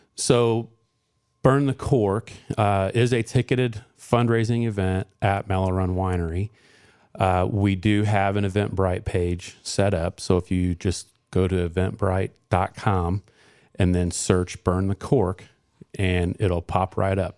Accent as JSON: {"language": "English", "area": "Johnson County", "region": "Indiana", "country": "United States", "tie": "born or raised there", "said": "I grew up in Johnson County. I, I'm a graduate of Center Grove Community School Corporation"}